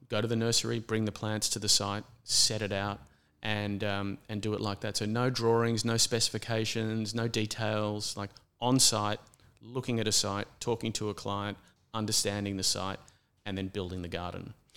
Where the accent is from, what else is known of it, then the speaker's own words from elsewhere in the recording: Brisbane, Queensland, Australia; now in Sydney, Australia; I grew up in a city primarily. I was born in Brisbane